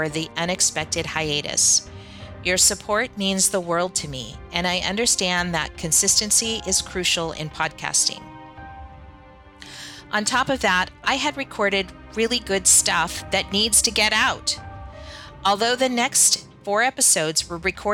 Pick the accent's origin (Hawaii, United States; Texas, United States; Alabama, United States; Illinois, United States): Hawaii, United States; Lahaina; my hometown of Lahaina